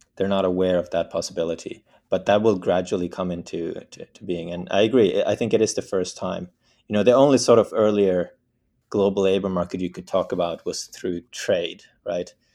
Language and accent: English; Bergen, Vestland, Norway; I was born in Norway, the west coast of Norway, in a city called Bergen